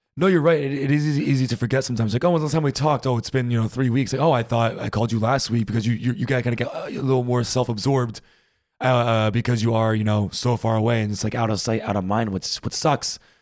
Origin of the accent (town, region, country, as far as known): United States; moved away as an adult; now in Berlin, Germany